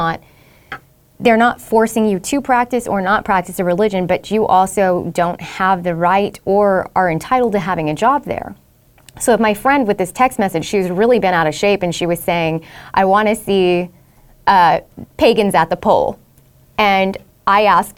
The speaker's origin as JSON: {"language": "English", "region": "Southeast Texas", "country": "United States", "tie": "born or raised there", "said": "We grew up in Southeast Texas"}